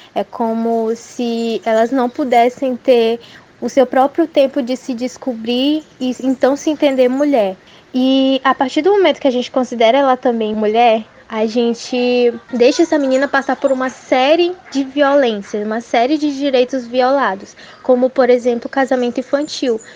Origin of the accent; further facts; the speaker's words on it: São Luís, Maranhão, Brazil; eu tenho 16 anos e sou de São Luís